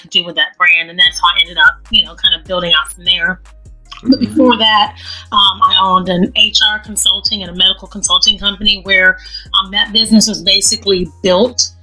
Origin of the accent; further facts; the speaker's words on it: Jacksonville, Florida, United States; now in Atlanta, United States; I'm from Florida. Born and raised in Duval County